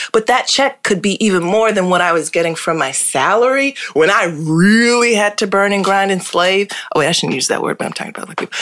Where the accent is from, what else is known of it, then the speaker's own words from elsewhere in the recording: Hartford, Connecticut, United States; I was born and raised in Hartford, Connecticut